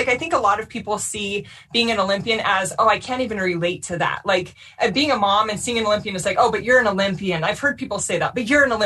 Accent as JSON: {"language": "English", "town": "Orem", "region": "Utah", "country": "United States", "tie": "born or raised there", "said": "I grew up in Orem, Utah"}